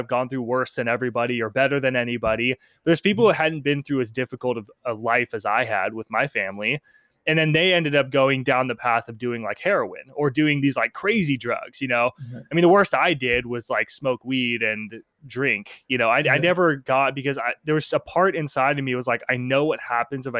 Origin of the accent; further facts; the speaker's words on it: Penngrove, California, United States; I grew up in Pengrove. I still live around this area, but it's about an hour north of San Francisco.